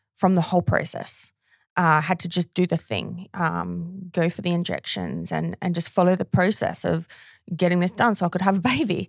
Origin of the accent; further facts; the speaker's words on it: Australia; my hometown